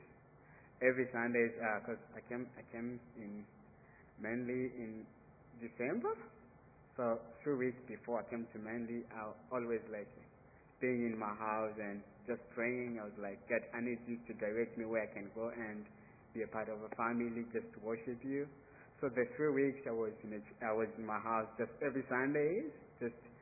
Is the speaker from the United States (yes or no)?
no; Burundi; moved away as an adult; To be away from Burundi, it's a bit hard because I was born in Burundi